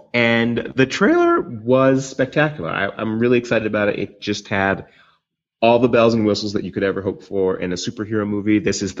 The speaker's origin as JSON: {"language": "English", "country": "United States", "said": "I guess that's like the worst of times for us as American people."}